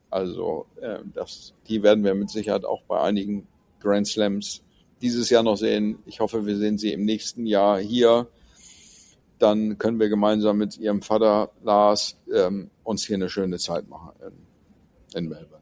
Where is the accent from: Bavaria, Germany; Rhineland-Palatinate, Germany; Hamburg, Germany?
Hamburg, Germany; bei uns in Hamburg